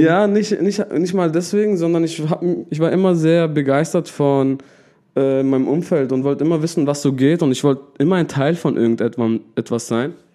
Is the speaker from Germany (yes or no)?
yes; Pforzheim, Baden-Württemberg, Germany; Ich komme aus der Oststadt.